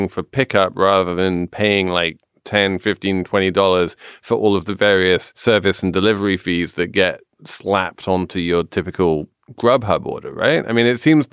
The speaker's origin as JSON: {"language": "English", "region": "New York", "country": "United States", "said": "I'm a New Yorker"}